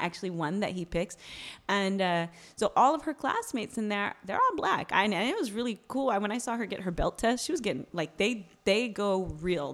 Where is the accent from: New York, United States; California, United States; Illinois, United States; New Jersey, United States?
California, United States; Bay Area; I'm Bay Area.